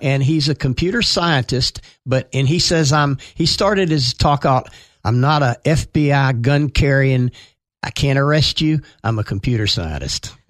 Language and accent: English; Atlanta, Georgia, United States; Crawford Long Hospital, where I was born in Atlanta